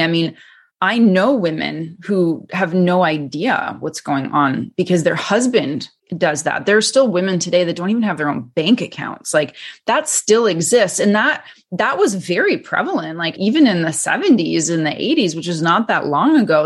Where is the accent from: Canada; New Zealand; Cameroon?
Canada; now in United States; I was born and raised in Canada